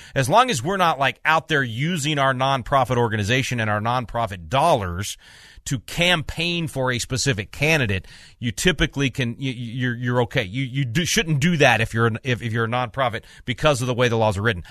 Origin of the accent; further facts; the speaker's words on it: Little Rock, Arkansas, United States; moved away; I'm originally from Little Rock